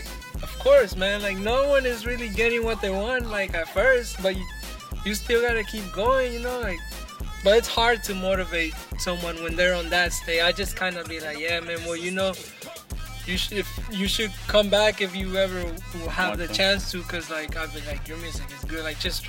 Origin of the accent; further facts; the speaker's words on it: San Francisco, California, United States; I'm from San Francisco, and I, like, see that, and it makes me sad, bro